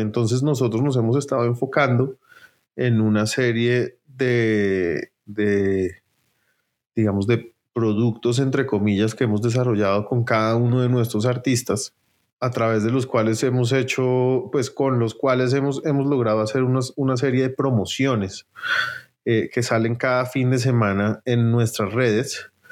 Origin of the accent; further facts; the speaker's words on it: Bogotá, Colombia; nací en Bogotá, donde he vivido toda mi vida.